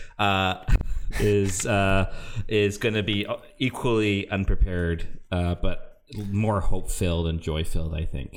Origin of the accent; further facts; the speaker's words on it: Canada; I'm Canadian